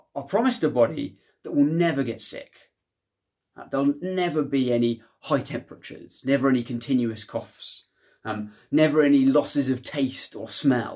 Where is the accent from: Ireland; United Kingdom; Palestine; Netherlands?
United Kingdom; Shows me that the United Kingdom is, in one sense, where I belong